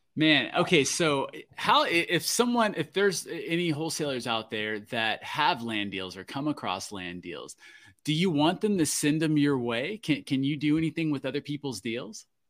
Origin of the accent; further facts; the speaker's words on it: Florida, United States; now in Alaska, United States; that's my home state.